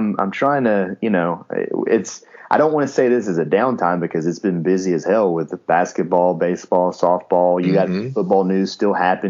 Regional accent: Northeast Alabama, United States; I'm from Northeast Alabama. I grew up in a Baptist church.

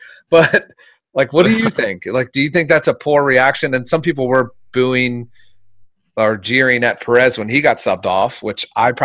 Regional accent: Philadelphia, Pennsylvania, United States; moved away; I'm originally from Philadelphia

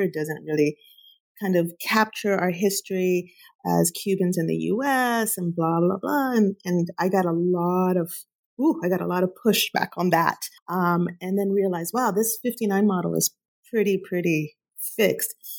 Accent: Huntington Park, California, United States; I grew up in Southeast LA, Huntington Park, California.

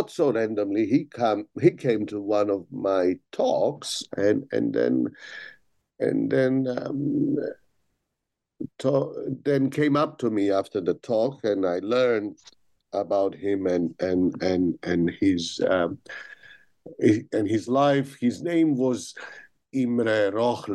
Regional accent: Belgrade, Serbia; moved away as an adult; now in London, United Kingdom; I was born and I grew up in Belgrade, which was the capital of Yugoslavia back then

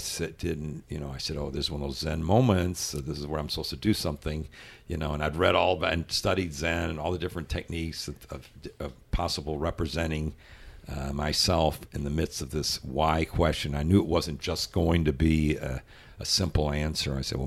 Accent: Louisville, Kentucky, United States; moved away; my life growing up in Louisville, Kentucky

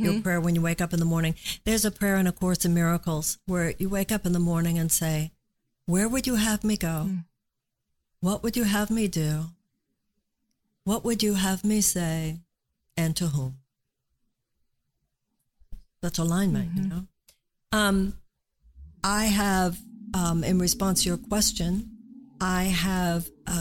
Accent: United States; us as American women

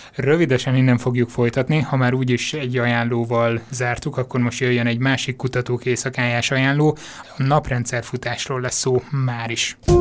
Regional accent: Miskolc, Borsod-Abaúj-Zemplén, Hungary; Miskolcról származom, és édesapám bányakapitány helyettes volt nagyon sokáig

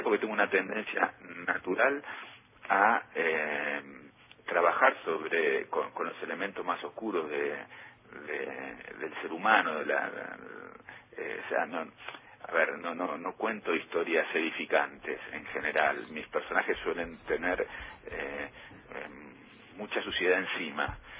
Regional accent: Buenos Aires, Argentina; visitar el barrio en donde me crié, en Pompeya

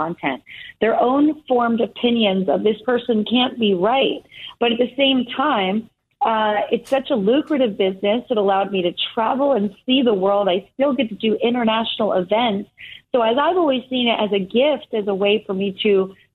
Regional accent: Easton, Pennsylvania, United States; moved away as an adult; I grew up in Easton, Pennsylvania.

